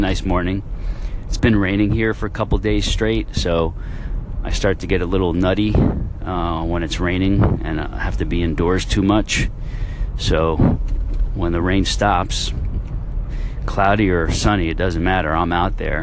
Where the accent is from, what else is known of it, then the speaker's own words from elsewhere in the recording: Westchester, New York, United States; moved away as an adult; also born or lived in Brooklyn, New York / Buffalo, New York; now in northeastern Florida, United States; born in Brooklyn and raised in Westchester, went to college in Buffalo, New York